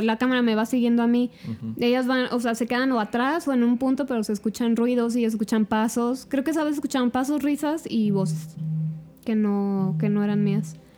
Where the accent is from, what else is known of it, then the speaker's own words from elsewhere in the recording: Zamora, Michoacán, Mexico; yo soy de aquí de Zamora